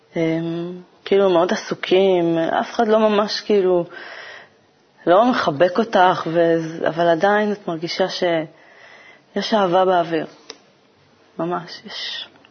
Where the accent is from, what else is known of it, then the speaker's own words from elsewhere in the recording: Kiryat Gat, Southern District, Israel; moved away as an adult; המיקום שגדלתי בו, אה, לא כל כך הרגשתי שהעיר קצת סוגרת עליי